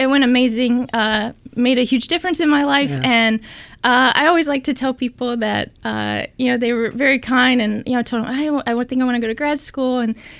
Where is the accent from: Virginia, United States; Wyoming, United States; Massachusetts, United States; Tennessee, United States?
Tennessee, United States; now in California, United States; But I grew up in Tennessee and spent all my life there. I went to undergrad in Tennessee